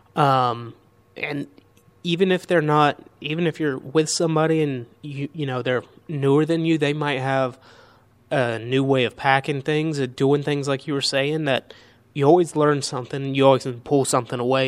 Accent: Charlotte, North Carolina, United States; I grew up in Charlotte, North Carolina

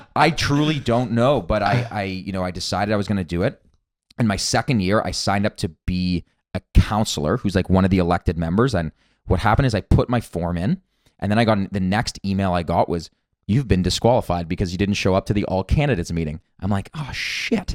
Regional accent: Toronto, Ontario, Canada; I grew up in Toronto.

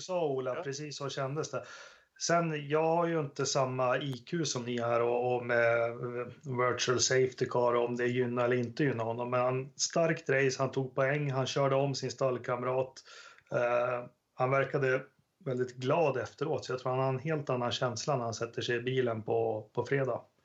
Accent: Sweden; det man skulle vilja som svensk

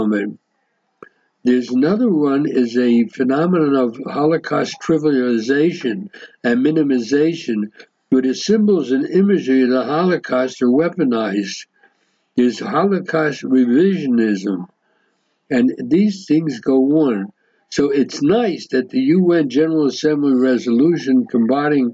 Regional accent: United States; now in Israel; somebody who's born and raised in America

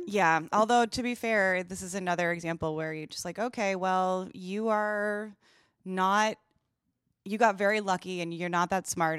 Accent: Wisconsin, United States; I'm from Wisconsin and not Minnesota

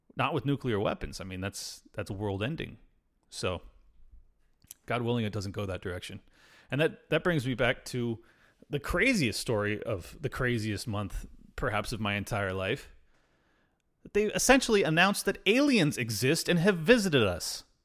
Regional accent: El Cajon, California, United States; that's my hometown

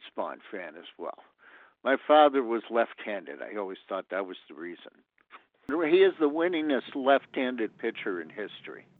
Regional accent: Boston, Massachusetts, United States; I grew up in Boston

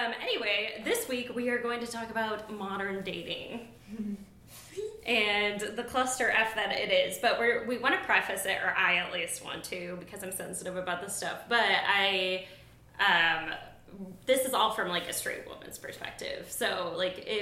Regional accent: Texas, United States; now in Seattle, United States; I'm from Texas

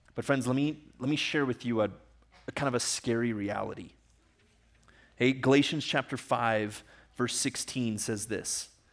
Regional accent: Ecuador; moved away; I grew up in Ecuador

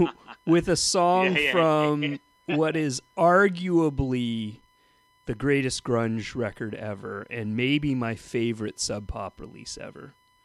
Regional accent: Southern California, United States; I grew up in Southern California

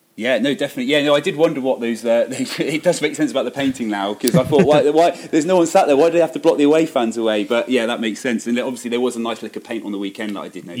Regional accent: Bristol, South West England, United Kingdom; moved away as an adult; now in Shrewsbury, United Kingdom; you could probably tell from my accent I'm not actually from these parts. I'm actually from Bristol

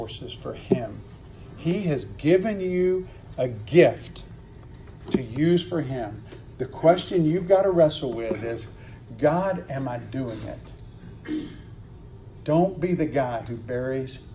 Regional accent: Mississippi, United States; I'm from Mississippi

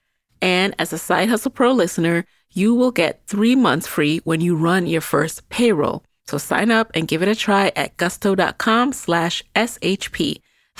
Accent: New York City, New York, United States; fellow Black women, Bronxites, Bronx High School of Science graduates

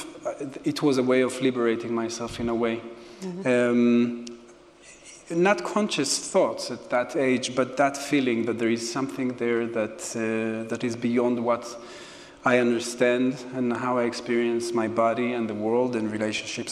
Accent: Jerusalem, Jerusalem District, Israel; I grew up in Jerusalem, and like everybody that is growing up in Israel, you have folk dance classes every week

